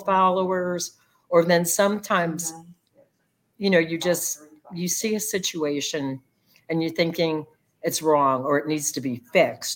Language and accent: English; Florida, United States; my home state, Florida